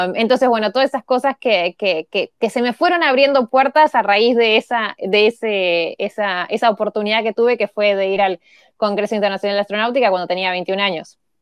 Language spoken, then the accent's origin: Spanish; Montevideo, Uruguay; moved away; nací en Montevideo